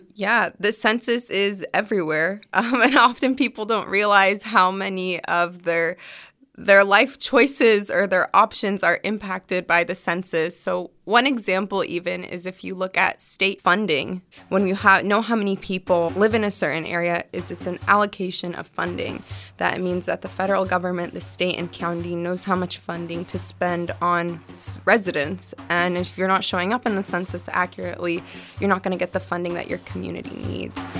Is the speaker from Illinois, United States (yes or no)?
no; California, United States; my parents are Palestinian immigrants, but I was born here